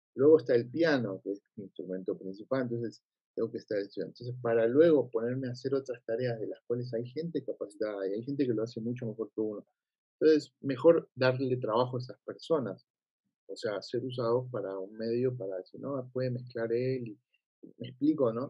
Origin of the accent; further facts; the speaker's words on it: Buenos Aires, Argentina; moved away; mi humor está argentinizado, como yo soy de Argentina